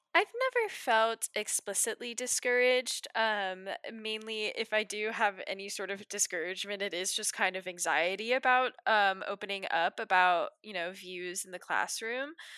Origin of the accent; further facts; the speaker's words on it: Waterford, Virginia, United States; I'm also from Waterford, Virginia, which is somewhere in, um, northern Virginia